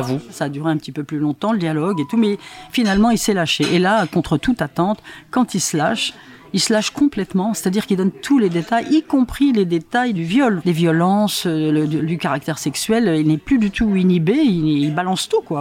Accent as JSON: {"language": "French", "town": "Vincennes", "region": "Île-de-France", "country": "France", "tie": "born or raised there", "said": "chez moi à Vincennes"}